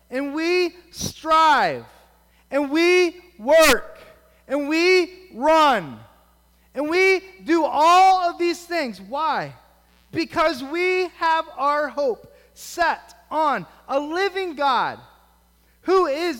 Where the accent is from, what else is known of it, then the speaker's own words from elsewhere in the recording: United States; as American Christians